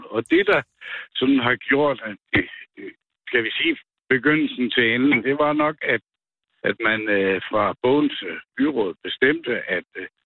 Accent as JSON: {"language": "Danish", "town": "Nørreby", "country": "Denmark", "tie": "born or raised there", "said": "Jeg er født i Nørby"}